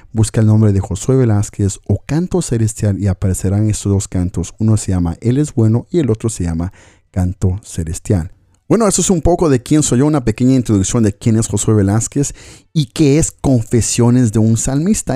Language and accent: Spanish; Coatzacoalcos, Veracruz, Mexico; also born or lived in Los Angeles, California, United States / Oregon, United States; now in Galicia, Spain; Vivo en Galicia, España y soy originario de Veracruz, de Coatzacoalcos, Veracruz, México. Pero Dios en su propósito nos llevó a vivir a Estados Unidos.